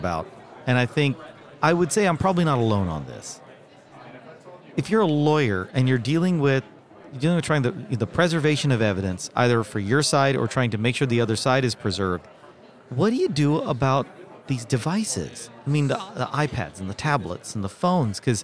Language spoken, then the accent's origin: English; Dallas, Texas, United States; I'm from Dallas